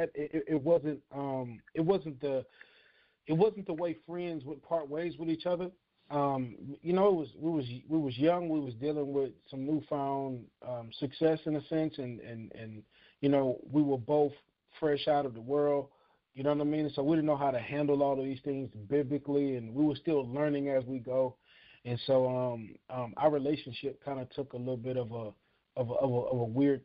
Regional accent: Houston, Texas, United States; moved away as an adult; also born or lived in California; I'm from Houston, Texas, born and raised

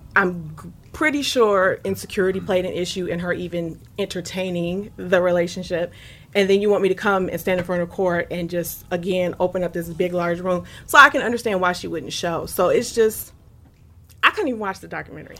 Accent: Detroit, Michigan, United States; growing up in Detroit

